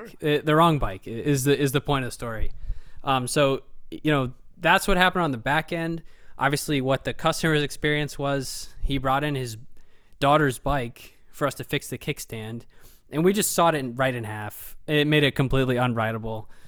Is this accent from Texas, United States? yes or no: no; Dublin, Ohio, United States; we grew up in Dublin